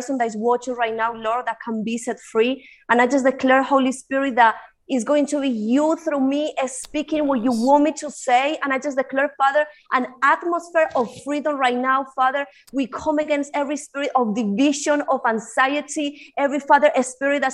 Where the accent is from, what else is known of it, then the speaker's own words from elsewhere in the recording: Spain; English is a second language; moved away as an adult; also born or lived in United Kingdom; now in Colombia; I was born in Colombia. I moved to Spain when I was probably like 5 or 6 years old, and then I was raised in Spain, and I was moved to the UK when my dad died. I was 19.